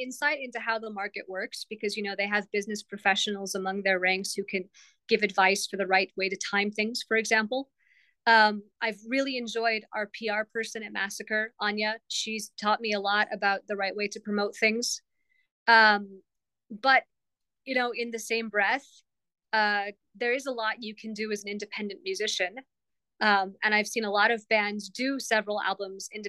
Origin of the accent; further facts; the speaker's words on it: Tucson, Arizona, United States; I'm this girl from Tucson, Arizona